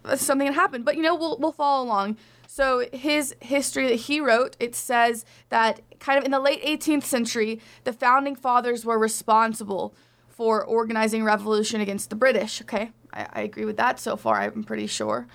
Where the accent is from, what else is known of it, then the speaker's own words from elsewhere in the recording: Arkansas, United States; my home state of Arkansas